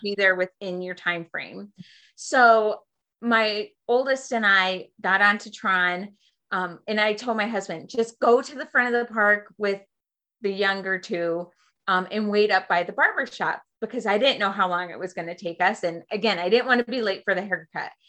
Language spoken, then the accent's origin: English; Western New York, United States; I am from uh, Western New York